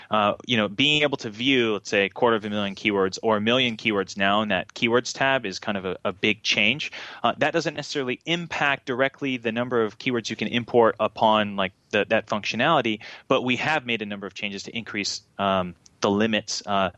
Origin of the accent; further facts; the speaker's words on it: Japan; I grew up in Japan. My dad was in the Navy, and so we went to Tokyo Disneyland a lot.